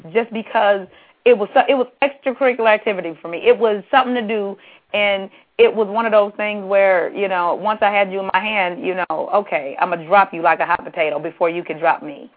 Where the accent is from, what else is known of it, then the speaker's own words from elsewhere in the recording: California, United States; I'm from California and I went to school